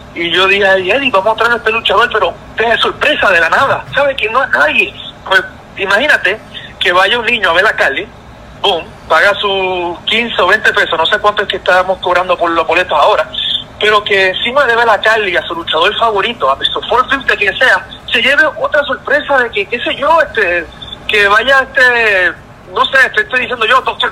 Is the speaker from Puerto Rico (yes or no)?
yes; Puerto Rico; moved away as an adult; regreso a Puerto Rico, que es, mi tierra, donde, que me vio nacer